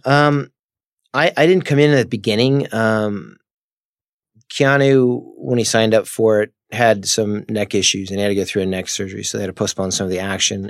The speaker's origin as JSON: {"language": "English", "town": "Palmer", "region": "Massachusetts", "country": "United States", "tie": "born or raised there", "moved": "yes", "said": "I'm from Palmer, Massachusetts"}